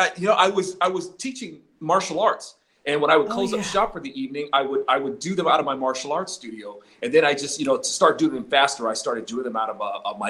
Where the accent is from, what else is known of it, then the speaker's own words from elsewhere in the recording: Southern California, United States; I was raised in Southern California